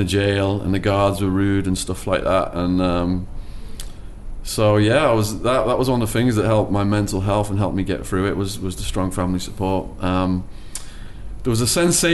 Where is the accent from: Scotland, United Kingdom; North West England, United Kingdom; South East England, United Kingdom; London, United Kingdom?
North West England, United Kingdom; Widnes; moved away as an adult; also born or lived in Arizona, United States; in my hometown, Widnes